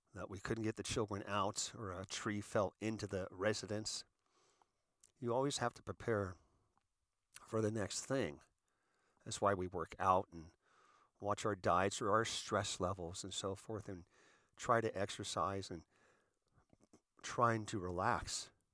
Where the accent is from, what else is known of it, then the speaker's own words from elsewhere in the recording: United States; as an American, as a veteran, as a seasoned citizen